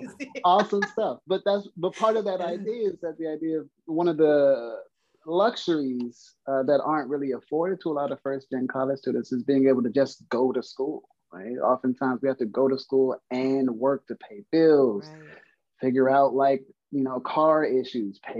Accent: Compton, California, United States; I'm originally from Compton, California.

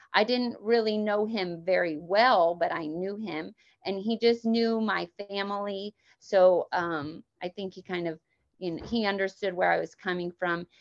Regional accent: Emporia, Kansas, United States; moved away as an adult; now in Lake Wales, United States; grew up in Emporia, Kansas

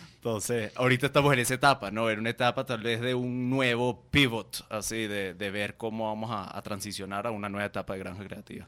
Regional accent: Guatemala; also born or lived in Venezuela / New York; yo soy venezolano, eh, pero crecí en Guatemala. Nosotros nos vinimos en el 98

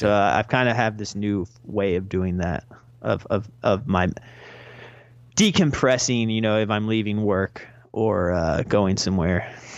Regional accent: North Carolina, United States; now in Brooklyn, United States; I live in Brooklyn, New York, but I am originally from North Carolina.

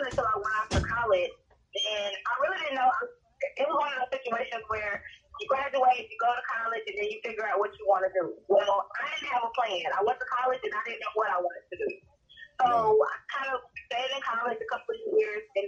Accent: Rome, Georgia, United States; now in Douglasville, United States; I actually grew up in a small town north of Atlanta called Rome, Georgia

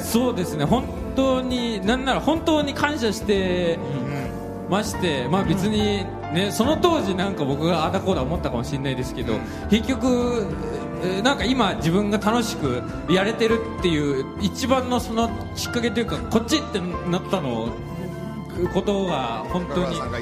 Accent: Okayama, Japan; accent: Okayama dialect; moved away as an adult; 岡山で生まれ育ってずっと岡山弁を喋ってきてさ

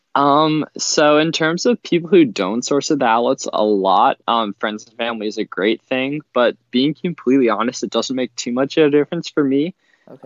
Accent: Pennsylvania, United States; I'm from Pennsylvania

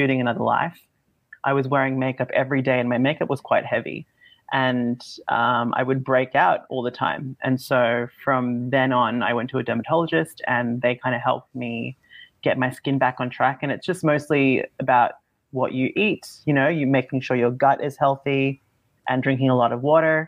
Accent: Australia; also born or lived in Manila, Philippines; I'm half American, half Filipino, and then I grew up in Australia

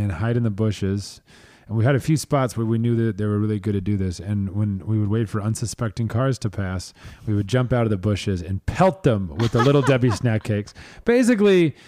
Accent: Springfield, Missouri, United States; now in Los Angeles, United States; I grew up in Southwest Missouri, Springfield.

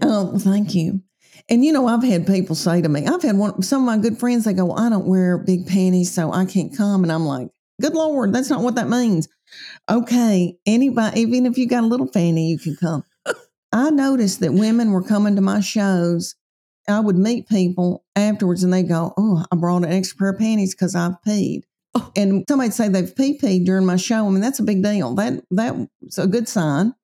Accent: right outside of Nashville, Tennessee, United States; I was raised right outside of Nashville.

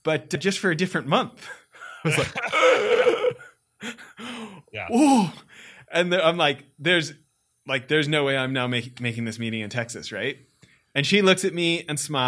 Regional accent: Western Canada, Canada; Growing up in Western Canada

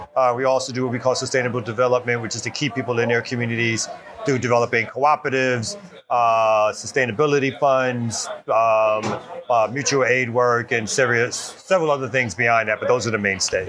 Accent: New York City, New York, United States; now in Atlanta, United States; I'm originally from Brooklyn, New York

